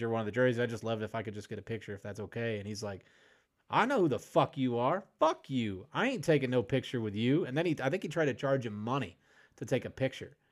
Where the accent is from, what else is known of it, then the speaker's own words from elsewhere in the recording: Illinois, United States; I grew up, I grew up in Illinois.